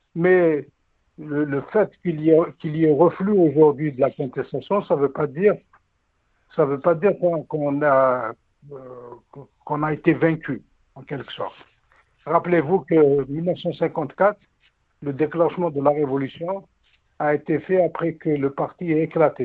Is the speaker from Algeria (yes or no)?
yes; Algeria; en tant qu'Algérien